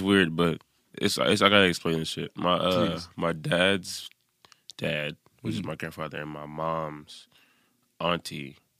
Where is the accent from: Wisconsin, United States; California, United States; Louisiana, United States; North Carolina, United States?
California, United States; Oakland; Oakland, California.